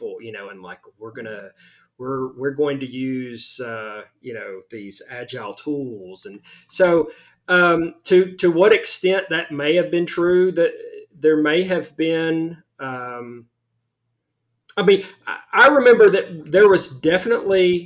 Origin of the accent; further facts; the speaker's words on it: the South, United States; I am very much from the South.